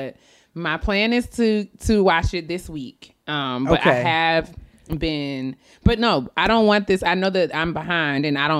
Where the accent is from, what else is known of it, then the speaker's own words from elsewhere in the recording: White Plains, New York, United States; I'm from White Plains.